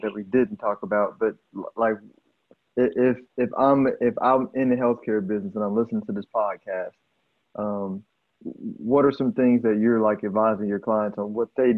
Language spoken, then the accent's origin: English; Houston, Texas, United States; I'm from Houston